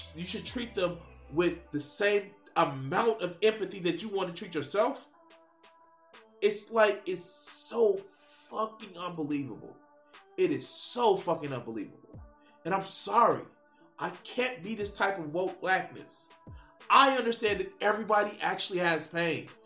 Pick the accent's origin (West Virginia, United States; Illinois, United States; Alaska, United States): Illinois, United States; Chicago; I grew up in Auburn, Gresham, in Chicago.